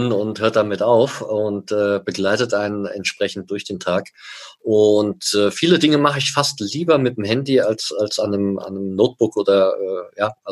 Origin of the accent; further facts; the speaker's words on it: Germany; now in Switzerland; wie man hört, bin ich Deutscher, lebe seit 16, jetzt 16, ja, doch 16 Jahren in der Schweiz